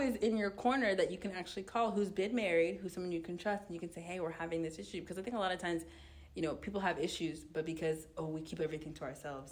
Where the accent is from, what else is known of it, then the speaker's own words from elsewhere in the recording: United States; I grew up in America